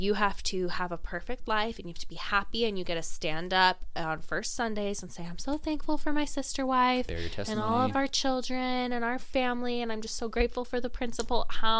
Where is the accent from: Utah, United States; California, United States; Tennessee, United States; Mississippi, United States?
Utah, United States; born there; Yeah, neither was I. I was born in Utah.